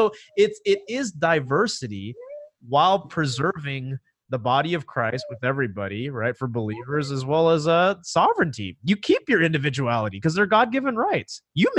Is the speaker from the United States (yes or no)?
yes; United States; But my Chinese heritage for sure. But dude, I'm going to vote conservative. I'm an American, you know, first and foremost.